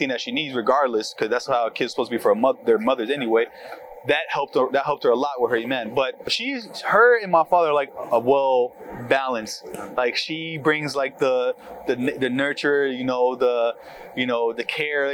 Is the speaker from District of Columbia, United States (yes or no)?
no; Florida, United States; growing up back in high school, middle school, back in Florida, because I'm from Florida